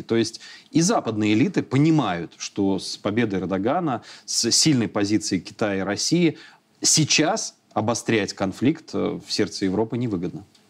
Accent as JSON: {"language": "Russian", "country": "Belarus"}